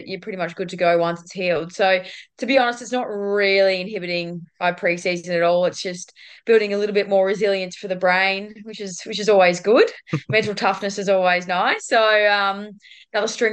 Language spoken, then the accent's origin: English; Ballarat, Victoria, Australia; moved away as an adult; also born or lived in Queensland / Port Adelaide; now in Geelong, Australia; I'm not actually a Queenslander. I'm actually originally from Ballarat.